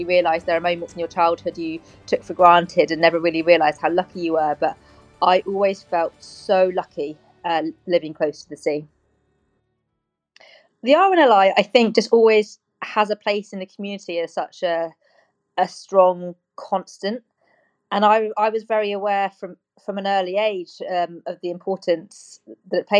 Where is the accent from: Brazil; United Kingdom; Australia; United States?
United Kingdom; Cornwall, South West England; I'm a Cornish girl